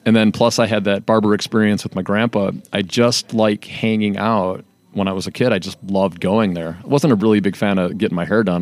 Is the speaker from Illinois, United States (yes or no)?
yes; Calumet City, Illinois, United States; me and my brother were raised in Calumet City